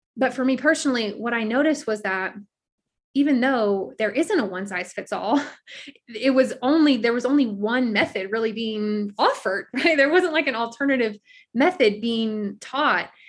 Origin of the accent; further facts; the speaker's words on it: South Louisiana, United States; moved away as an adult; now in Colorado, United States; I was born and raised in South Louisiana, but I live in Colorado now